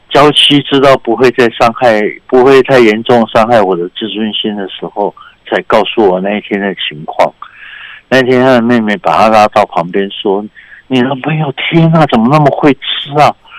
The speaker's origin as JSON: {"language": "Chinese", "country": "Taiwan", "said": "那我们台湾人是吃羊肉卤"}